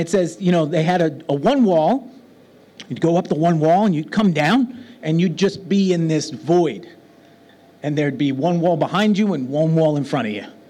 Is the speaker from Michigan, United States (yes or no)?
no; New York City, New York, United States; now in Birmingham; I come from New York City. Now I live in Birmingham